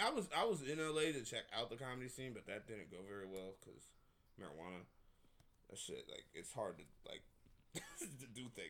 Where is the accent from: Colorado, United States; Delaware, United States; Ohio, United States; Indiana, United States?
Ohio, United States; Dayton; No, I'm from Dayton.